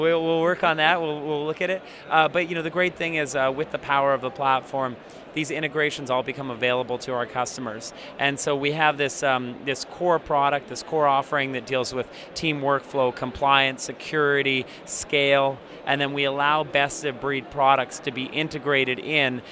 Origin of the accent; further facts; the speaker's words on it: Canada; I'm a Canadian